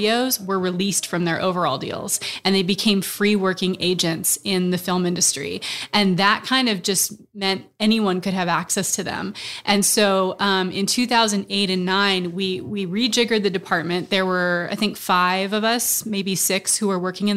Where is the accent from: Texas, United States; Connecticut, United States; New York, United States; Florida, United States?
Texas, United States; Austin; moved away; I'm actually from Austin. I went to University of Texas. So this is kind of a coming home